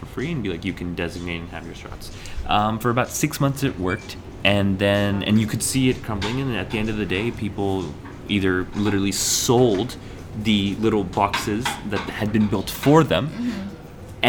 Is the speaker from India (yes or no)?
yes; Kurukshetra, Haryana, India; I'm from Kurukshetra